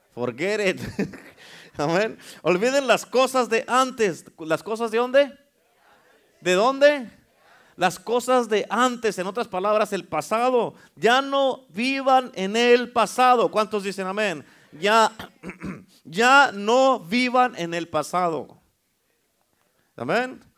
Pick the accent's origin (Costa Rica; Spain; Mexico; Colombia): Mexico; now in United States; Uno como mexicano